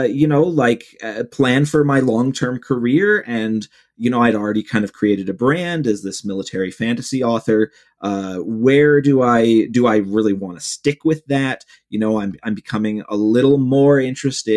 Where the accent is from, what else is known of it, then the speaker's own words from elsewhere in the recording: Cleveland, Ohio, United States; my hometown of Cleveland